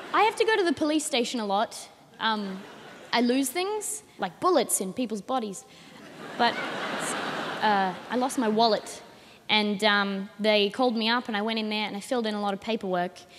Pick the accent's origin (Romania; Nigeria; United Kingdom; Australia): Australia; Adelaide, South Australia; I'm 19 and I'm from Adelaide.